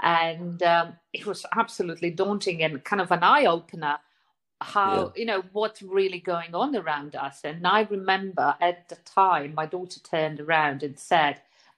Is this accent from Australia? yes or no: no; Zurich, Switzerland; probably come from the time for me as a teenager growing up in Zurich.